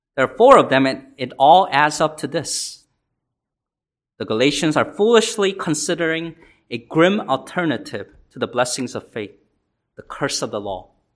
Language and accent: English; South Korea; now in United States; I was born in South Korea and came here